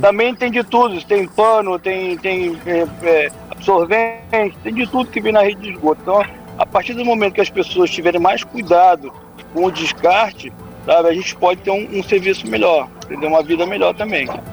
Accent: Angra dos Reis, Rio de Janeiro, Brazil; eu cresci em Angra ouvindo histórias sobre o Rio do Choro

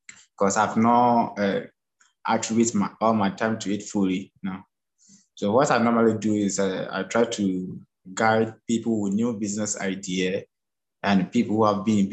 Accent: Ghana; now in Abu Dhabi, United Arab Emirates; I'm from Ghana, but currently I'm at Abu Dhabi here.

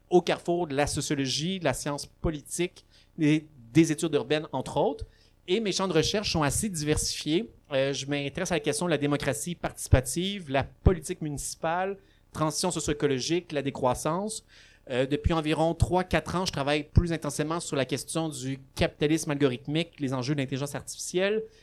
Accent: Laval, Quebec, Canada; also born or lived in Gatineau; now in Montreal, Canada; je suis né à Laval, j'habite à Montréal

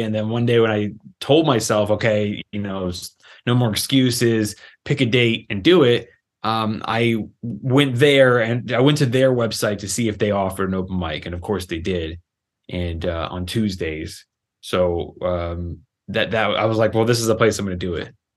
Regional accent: Los Angeles, California, United States; I was raised in Los Angeles, California

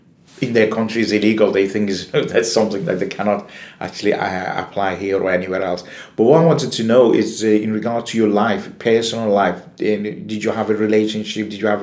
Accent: Iran; moved away; like I'm from Iran

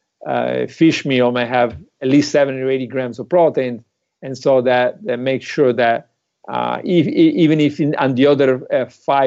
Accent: Italy; moved away; I'm from Italy.

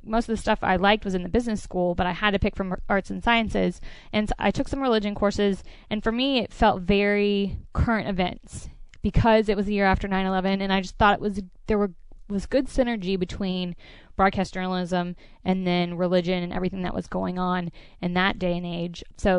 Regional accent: Orlando, Florida, United States; now in Charlotte, United States; actually, Charlotte's really comparable to Orlando. I tell a lot of people, you know, when they ask about my hometown, I say it's very similar in that it has, like, niche areas.

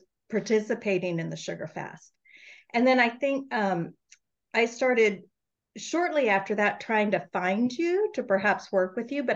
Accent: Northern California, United States; I'm from Northern California

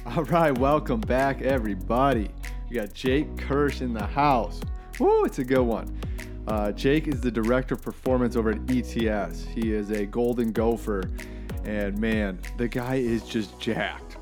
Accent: Minnetonka, Minnesota, United States; moved away; also born or lived in Maine; growing up in Minnetonka

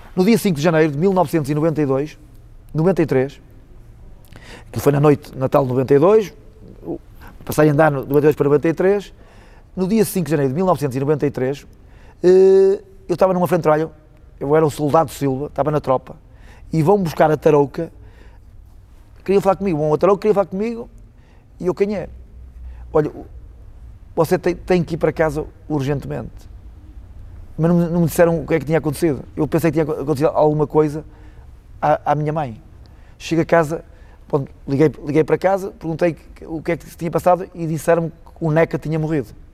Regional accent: Portugal

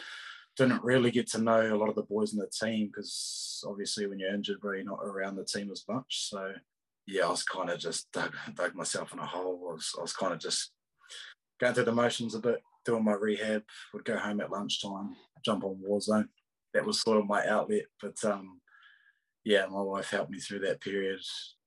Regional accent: Australia; So, I mean, being an Aussie for so long, I wanted to see what it was like, you know what I mean?

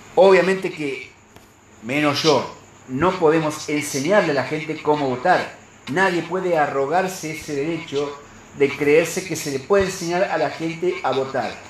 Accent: Santa Fe, Argentina; como santafesino

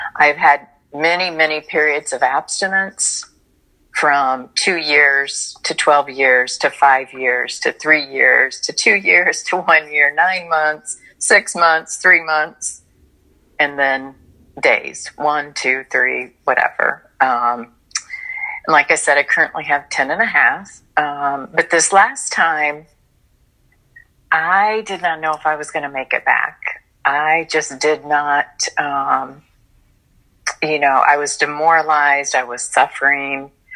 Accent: Illinois, United States; now in Florida, United States; I got offered a job in Illinois, which is my home state

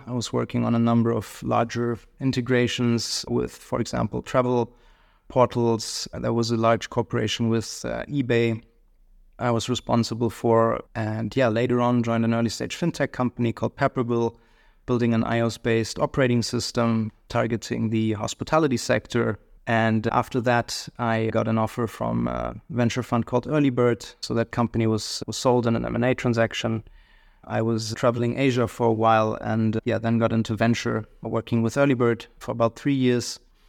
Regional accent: Hamelin, Lower Saxony, Germany; So I grew up in Western Germany, a small city close to Hanover called Hemlin.

